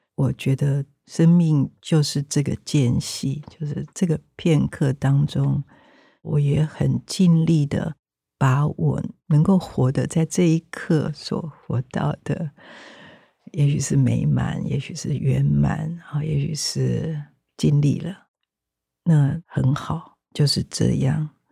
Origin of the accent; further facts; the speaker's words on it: Taiwan; 我生在台湾